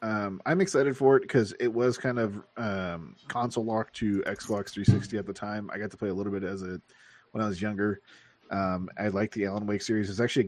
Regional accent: Canada; I'm just counterculture because I'm Canadian and it's the C's.

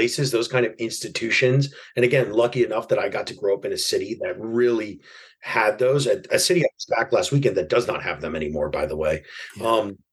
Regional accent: New York City, New York, United States; I grew up in New York City in Broadway Lafayette at the time.

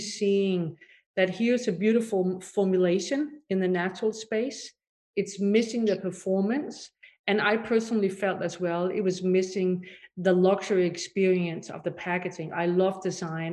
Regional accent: Denmark; moved away; also born or lived in Paris; And I'm originally from Denmark. I grew up over there in a very different sort of set of environment on a farm

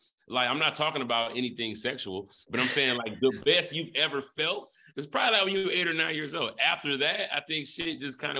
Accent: Detroit, Michigan, United States; I'm from Detroit.

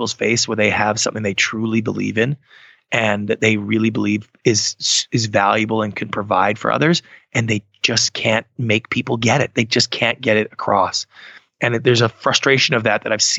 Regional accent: Canada; I'm Canadian

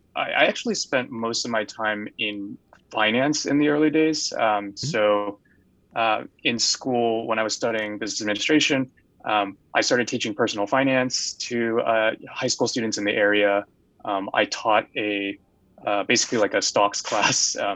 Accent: San Jose, California, United States; born there; I was actually born in Northern California in a place called San Jose. My parents immigrated here from Taiwan.

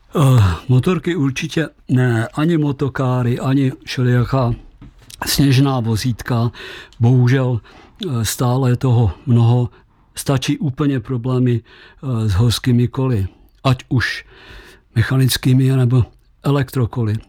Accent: Česká Třebová, Pardubice Region, Czechia; moved away as an adult; also born or lived in Krkonoše; já jsem rodákem z České Třebové

